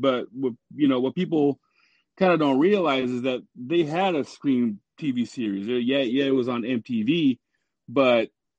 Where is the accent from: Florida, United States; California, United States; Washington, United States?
Washington, United States; I'm from Washington State, so I'm here with my kids, and I have a 2-year-old.